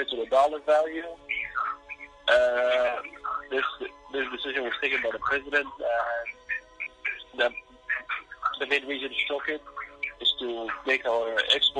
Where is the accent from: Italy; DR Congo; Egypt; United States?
Egypt; Cairo, Cairo Governorate; moved away; from Cairo, Egypt. I was born in 1998 and I lived mostly my whole life back in Cairo, Egypt